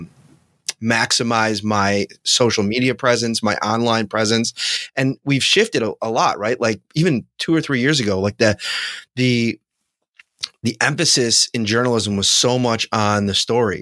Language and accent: English; Buffalo, New York, United States; I grew up in Buffalo and, you know, Bills fans are my people